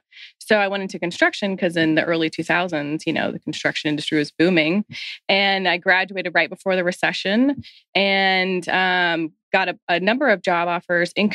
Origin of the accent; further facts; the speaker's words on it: Atlanta, Georgia, United States; I grew up here in Atlanta